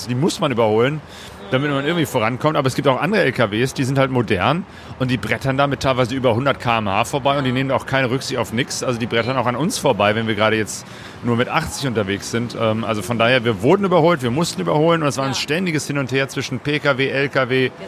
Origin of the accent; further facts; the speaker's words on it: Germany; Ja, ich dachte, wir sind Deutsche, wir sind die Regen gewohnt